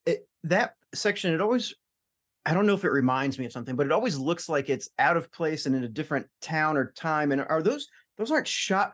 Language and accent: English; Alton, Illinois, United States; I went to St. Peter and Paul, you know, forever, and I grew up in Alton.